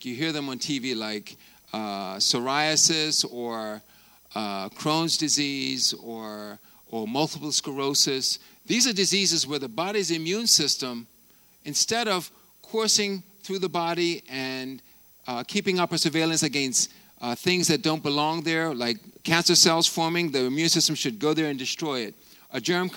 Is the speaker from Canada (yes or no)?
no; Bermuda; my hometown, my home country of Bermuda